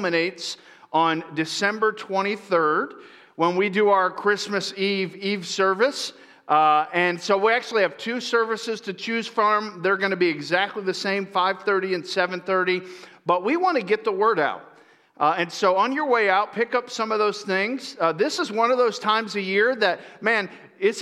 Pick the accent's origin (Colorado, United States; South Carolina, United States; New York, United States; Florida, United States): Florida, United States; also born or lived in East Coast; now in California, United States; I grew up in Florida